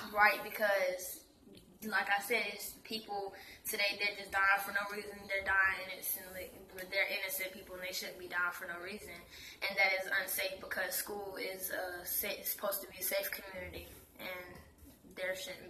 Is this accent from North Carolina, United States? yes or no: yes; Durham, North Carolina, United States; I'm from Durham, North Carolina.